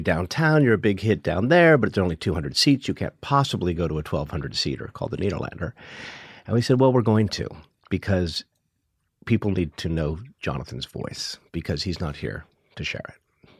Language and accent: English; Hawaii, United States; I was born and raised in Hawaii